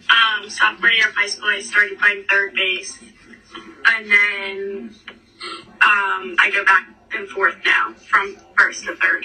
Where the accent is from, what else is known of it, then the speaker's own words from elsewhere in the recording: Philadelphia, Pennsylvania, United States; Philadelphia, like Somerton.